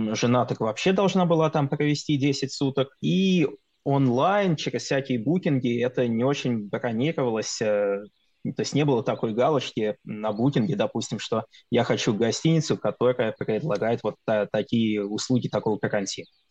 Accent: Russia; moved away as an adult; у нас на родине

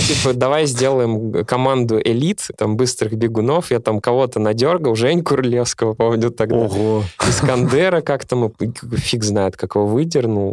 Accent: Naberezhnye Chelny, Tatarstan, Russia; я из набережных Челнов

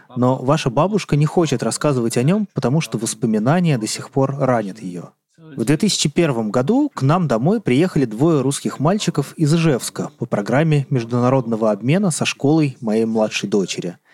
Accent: Northern Germany, Germany; Russian is a second language; Я родился в 1945 году в маленькой деревне, вырос на ферме

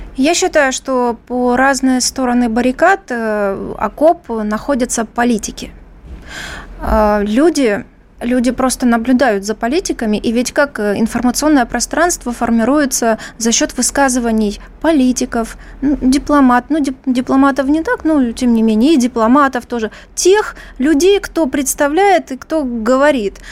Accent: Donbas, Ukraine; now in Moscow, Russia; Я родилась на Донбассе

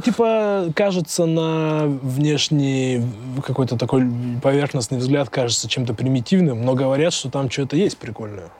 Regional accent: Tyumen, Tyumen Oblast, Russia; из моей братвы из Тюмени, с этого района

